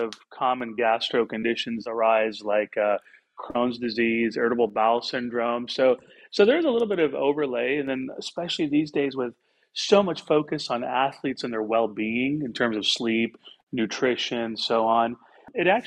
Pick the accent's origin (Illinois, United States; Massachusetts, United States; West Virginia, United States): Illinois, United States; I grew up in Illinois